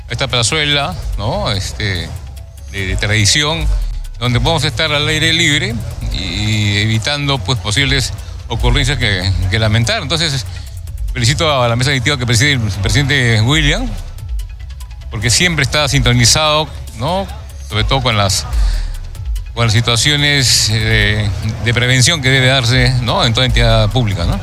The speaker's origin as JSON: {"language": "Spanish", "country": "Peru", "said": "una responsabilidad que nos atañe incluso como peruanos"}